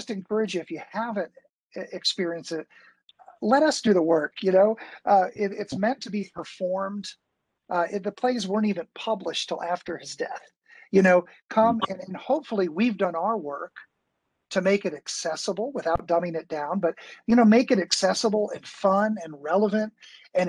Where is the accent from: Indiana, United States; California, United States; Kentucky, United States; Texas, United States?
Kentucky, United States; Bowling Green; also born or lived in Chicago; now in Louisville, United States; I grew up in Bowling Green and I was in Chicago as an actor